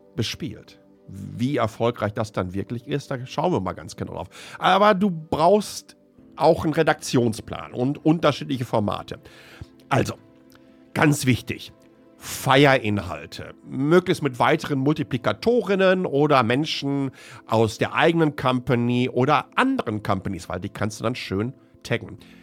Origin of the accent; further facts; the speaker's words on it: Ruhr area, North Rhine-Westphalia, Germany; ich bin ein Kind des Ruhrpots